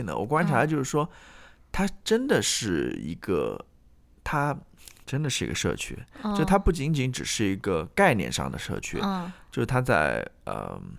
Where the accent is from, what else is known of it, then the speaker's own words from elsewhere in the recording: China; now in United States; 不像我们中国人是非常注重这个家庭观念的